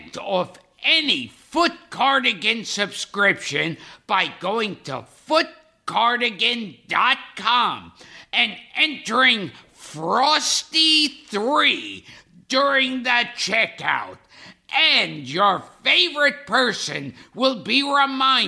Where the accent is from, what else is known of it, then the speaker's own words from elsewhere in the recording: New York City, New York, United States; I grew up in Brooklyn